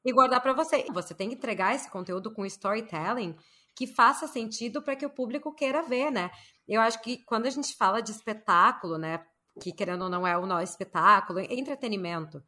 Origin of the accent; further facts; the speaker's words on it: Porto Alegre, Rio Grande do Sul, Brazil; now in Miami, United States; sou de Porto Alegre